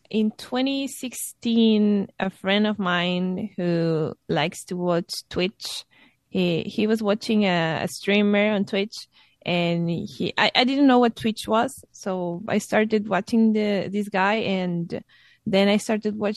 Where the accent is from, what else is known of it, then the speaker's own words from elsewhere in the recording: Guadalajara, Jalisco, Mexico; now in Savannah, United States; I'm from Mexico. I I was born in Guadalajara, but moved around the uh, the country, and um, uh, I'm living now in Savannah